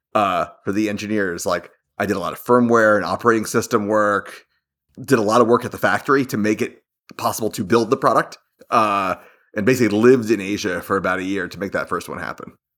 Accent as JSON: {"language": "English", "region": "Florida", "country": "United States", "tie": "born or raised there", "said": "I grew up in Florida."}